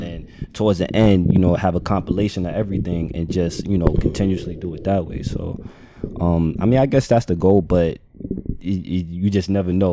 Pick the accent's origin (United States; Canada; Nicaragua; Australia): United States; I'm just American